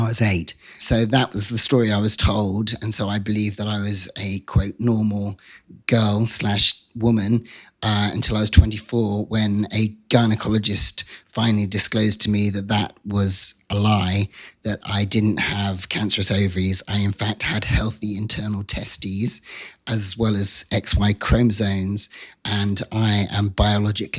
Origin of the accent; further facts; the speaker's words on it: Wiltshire, South West England, United Kingdom; moved away; I grew up in an area of England called Wiltshire